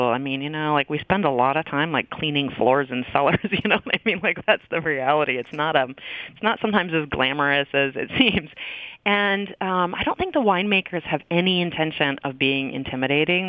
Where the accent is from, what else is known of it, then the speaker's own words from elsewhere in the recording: Maine, United States; moved away as an adult; also born or lived in Seattle, Washington / Midwest; I grew up on the East Coast. I um, actually grew up in Maine